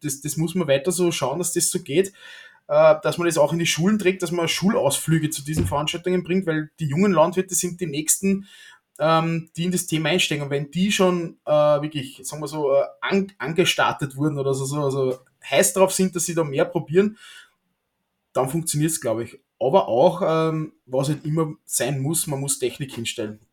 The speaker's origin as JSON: {"language": "German", "country": "Austria", "said": "als, als Österreicher"}